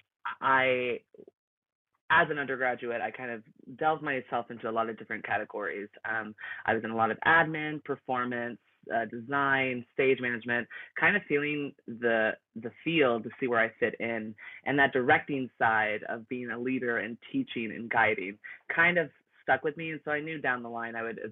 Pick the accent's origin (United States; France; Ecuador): United States; Texas; moved away as an adult; also born or lived in Los Angeles; now in San Diego, United States; I'm originally from Texas